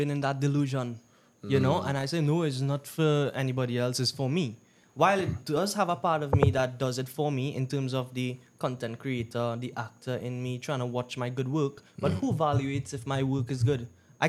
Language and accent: English; Trinidad & Tobago; No. I'm Indian. Indo